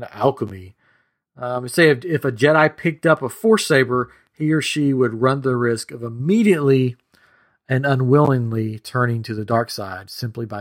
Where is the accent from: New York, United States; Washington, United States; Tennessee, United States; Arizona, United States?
Tennessee, United States; I'm from Tennessee